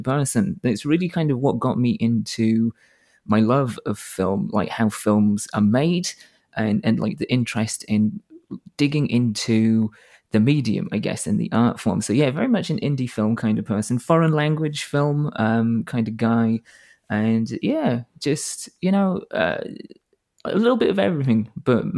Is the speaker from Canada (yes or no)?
no; the north of England, United Kingdom; moved away as an adult; now in United States; I'm from Northern England